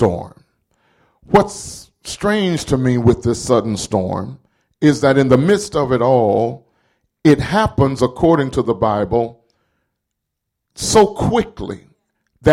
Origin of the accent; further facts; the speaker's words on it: the South, United States; growing up in the South